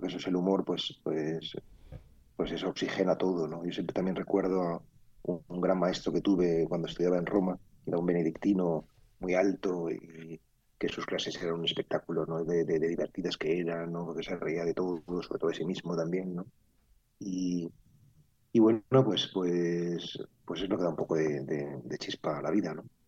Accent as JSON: {"language": "Spanish", "town": "Madrid", "region": "Community of Madrid", "country": "Spain", "tie": "born or raised there", "said": "mi infancia viví en el Parque del Oeste, eh, vivía en la calle Rosales, nada menos, que es una calle de Madrid muy privilegiada"}